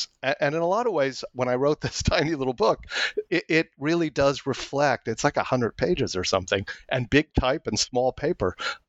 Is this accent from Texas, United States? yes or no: no; San Francisco, California, United States; also born or lived in Italy; now in New York City, United States; I'm from San Francisco. That defines me in a lot of ways. I grew up in California, went to school out there, went to Berkeley for my PhD